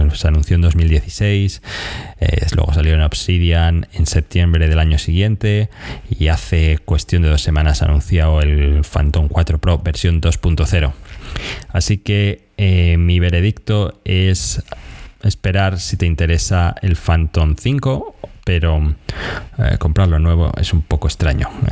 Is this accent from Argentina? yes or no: yes; Argentina; soy de Argentina